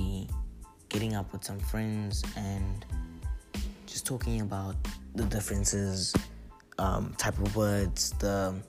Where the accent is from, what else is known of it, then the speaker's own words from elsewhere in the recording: South Africa; now in Australia; I'm South African